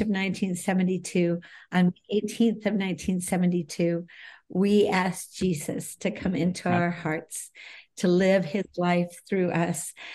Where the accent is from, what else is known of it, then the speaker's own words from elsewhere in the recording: Bay Village, Ohio, United States; I grew up in Cleveland, a suburb of Cleveland, Ohio, Bay Village